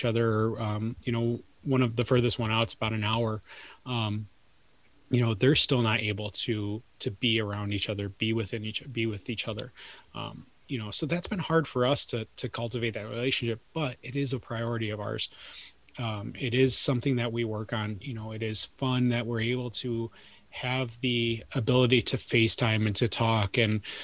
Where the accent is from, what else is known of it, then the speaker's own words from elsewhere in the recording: Detroit, Michigan, United States; I grew up in Detroit